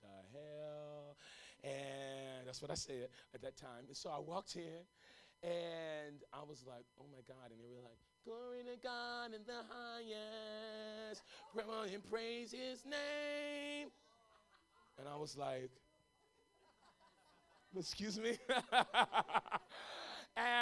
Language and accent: English; Los Angeles, California, United States; moved away as an adult; also born or lived in Tulsa, Oklahoma; I was raised in South L.A., Arlington and Jefferson in South L.A. I am from the hood